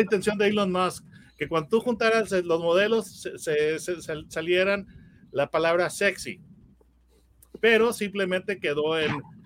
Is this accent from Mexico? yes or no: yes; Mexico; yo, soy, mexicano